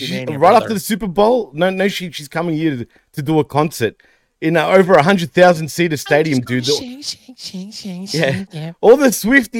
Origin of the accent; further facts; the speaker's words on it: Australia; I'm born and raised in Australia, but full Greek, both.